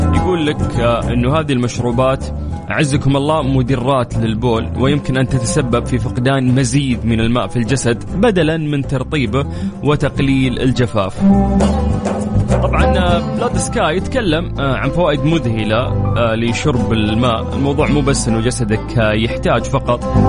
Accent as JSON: {"language": "Arabic", "country": "Saudi Arabia", "said": "عندنا في المملكة العربية السعودية"}